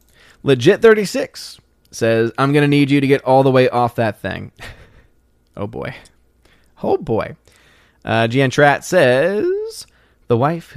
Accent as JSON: {"language": "English", "town": "New Orleans", "region": "Louisiana", "country": "United States", "tie": "born or raised there", "moved": "yes", "lives_now": "Tennessee, United States", "said": "I'm born and raised in New Orleans. What do you mean I need to come to the South? I'm living in Tennessee. I'm born and raised in New Orleans."}